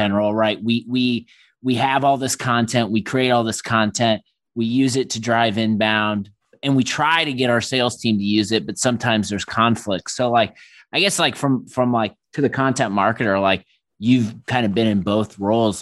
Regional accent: Midwest, United States; as Midwesterner

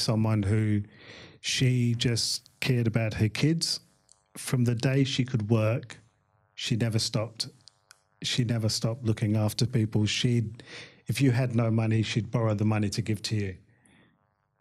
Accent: London, United Kingdom; moved away as an adult; born in Hammersmith, lived in London most of my life

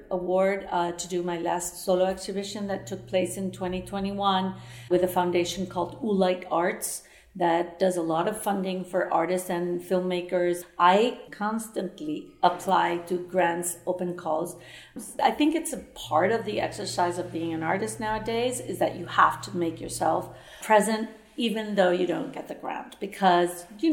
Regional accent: Venezuela; moved away as an adult; also born or lived in New York / Barcelona; I was born in Venezuela. I studied art history at the Universidad Central de Venezuela

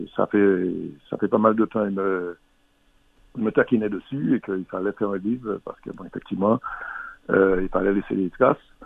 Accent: Martinique; On est Martiniquais quelquefois

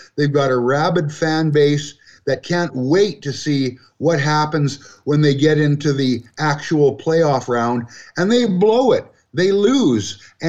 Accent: Vancouver, British Columbia, Canada; now in Alberta, Canada; I'm from Vancouver, and I haven't seen the Canucks go deep for a while.

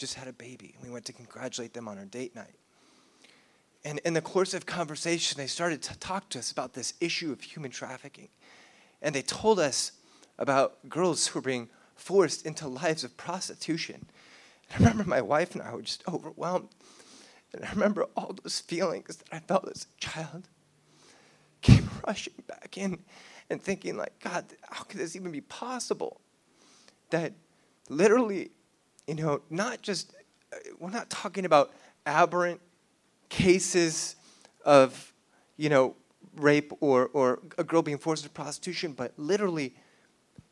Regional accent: South Orange County, California, United States; I grew up in South Orange County, California

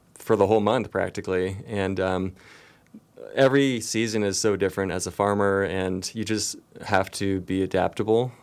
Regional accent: Nevada City, California, United States; I've grown up here and obviously I returned here immediately after my college experience. I grew up on Banner Mountain

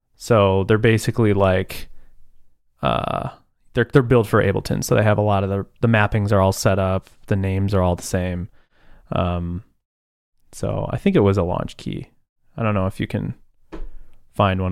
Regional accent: Buffalo, New York, United States; I'm from Buffalo.

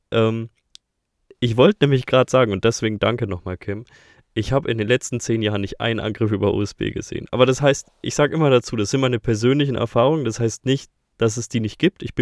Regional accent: Bavaria, Germany; Das verwirrt mich als Bayer eher am meisten.

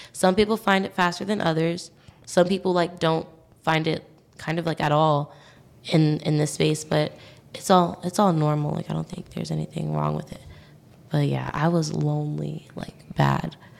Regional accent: New York City, New York, United States; moved away as an adult; now in Syracuse, United States; So I'm from New York City. I'm from Staten Island.

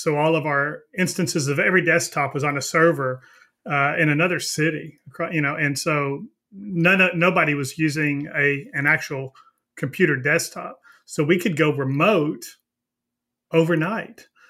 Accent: Texas, United States; I'm from Texas

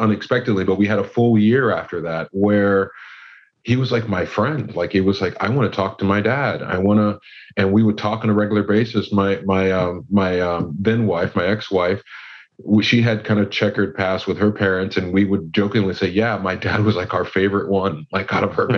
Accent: California, United States; I grew up in California

